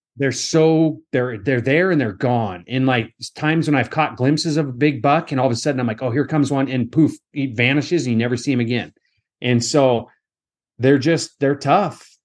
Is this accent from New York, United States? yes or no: no; Western Washington, United States; I grew up in Western Washington